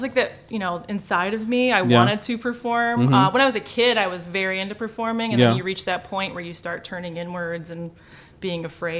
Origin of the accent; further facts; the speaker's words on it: Dearborn, Michigan, United States; So I grew up in Dearborn and then I went to Allen middle school.